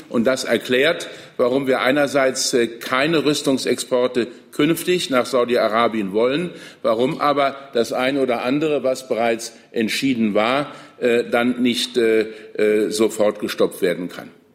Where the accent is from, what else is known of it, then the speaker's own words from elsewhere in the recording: Saarland, Germany; Ich komme aus dem Saarland, wo man europäisch denkt